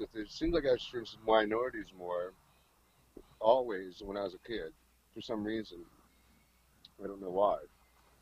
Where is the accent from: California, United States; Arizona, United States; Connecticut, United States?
Connecticut, United States; also born or lived in Port Arthur, Texas / New York City; now in Huntington Beach, United States; we moved to New York City when I was about 4 or 5. And then New York City, I guess they didn't think it was a good place for them to live, so they moved. We were only in New York City briefly, about a year. And then we went to Connecticut